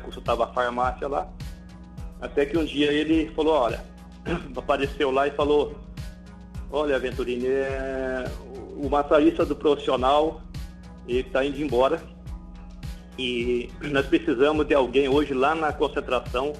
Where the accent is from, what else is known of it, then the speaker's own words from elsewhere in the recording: Londrina, Paraná, Brazil; por ser da, de Londrina, é, realmente ter iniciado no Londrina